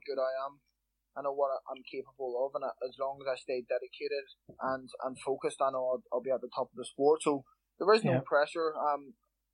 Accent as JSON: {"language": "English", "town": "Belfast", "region": "Northern Ireland", "country": "United Kingdom", "tie": "born or raised there", "also_born_or_lived": "London", "said": "I was born in London and lived there until I was 7 years old. My mum's from Belfast, so we moved back to Belfast when I was seven. I grew up in West"}